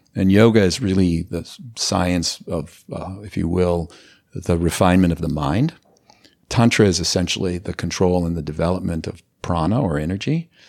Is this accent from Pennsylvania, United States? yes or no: no; Los Angeles, California, United States; I grew up in Los Angeles